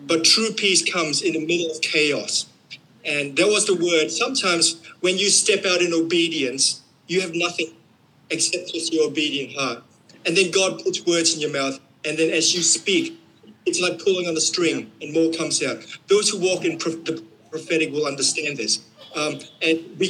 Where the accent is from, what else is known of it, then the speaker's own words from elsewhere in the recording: Queensland, Australia; we're from Queensland